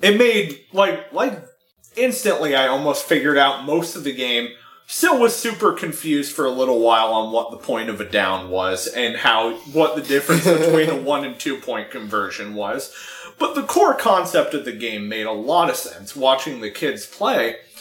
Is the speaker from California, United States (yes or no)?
yes; San Francisco, California, United States; I was born in San Francisco